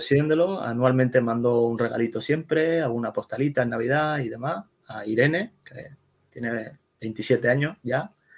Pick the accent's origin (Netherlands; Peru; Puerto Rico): Netherlands; Yo nací en Holanda, ¿vale? Yo soy hijo de inmigrantes